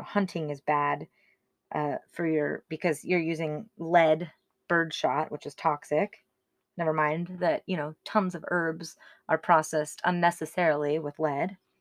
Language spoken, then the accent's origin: English; United States; I was raised here in America